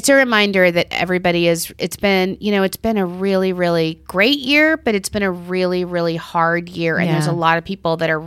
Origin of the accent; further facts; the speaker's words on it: New York, United States; as a New Yorker